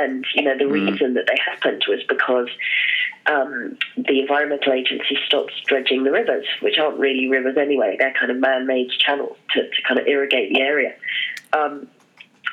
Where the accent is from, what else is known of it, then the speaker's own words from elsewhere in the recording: Hong Kong; moved away; I grew up in Hong Kong, and so I'm a city girl